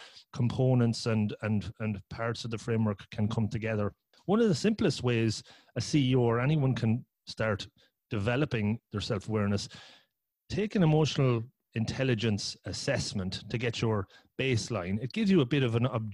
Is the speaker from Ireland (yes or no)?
yes; Ireland; also born or lived in Cork; I'm from Ireland. I live in Cork.